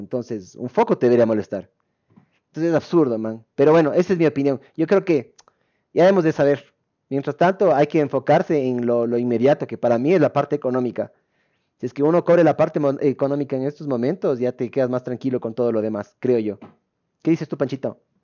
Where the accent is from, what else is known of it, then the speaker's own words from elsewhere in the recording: Ecuador; nosotros como ecuatorianos